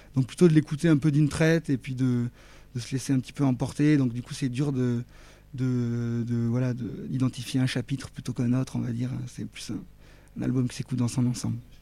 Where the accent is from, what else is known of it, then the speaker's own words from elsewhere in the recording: Toulouse, Occitania, France; je suis, je suis de Toulouse